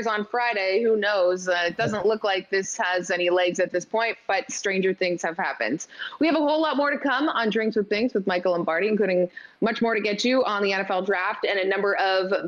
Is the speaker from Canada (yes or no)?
yes; Canada; I'm Canadian.